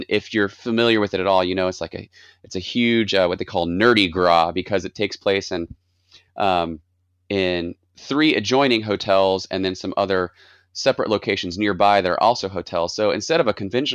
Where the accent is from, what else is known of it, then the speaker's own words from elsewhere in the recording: Mississippi, United States; moved away as an adult; now in Atlanta, United States; I grew up in, for most of elementary and high school and college, I grew up in Mississippi